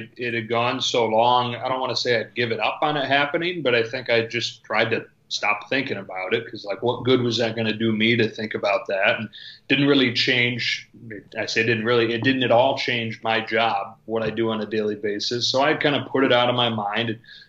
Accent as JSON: {"language": "English", "region": "Michigan", "country": "United States", "tie": "born or raised there", "moved": "yes", "lives_now": "Los Angeles, United States", "said": "growing up in Michigan, and I think people know I grew up a Cubs fan, but growing up watching games on WGN"}